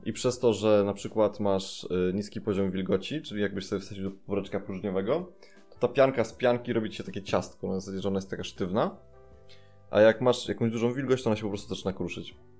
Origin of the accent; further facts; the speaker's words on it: Tricity, Pomeranian Voivodeship, Poland; Pochodzę z Trójmiasta